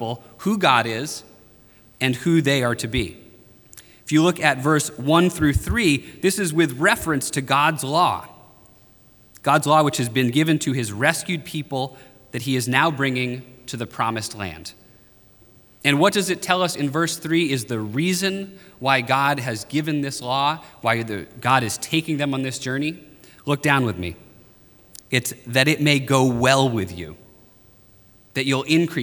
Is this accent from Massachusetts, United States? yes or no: no; Maine, United States; moved away; I'm from the North. I'm from Maine